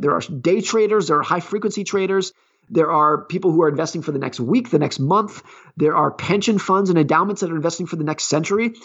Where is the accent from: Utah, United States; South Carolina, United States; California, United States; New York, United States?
California, United States; I grew up ski racing in Lake Tahoe, California.